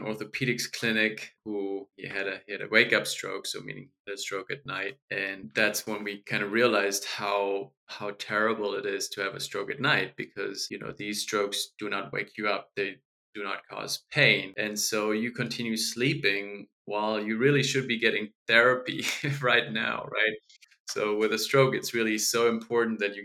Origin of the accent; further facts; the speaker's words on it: Germany; moved away; I grew up in Germany and I studied medicine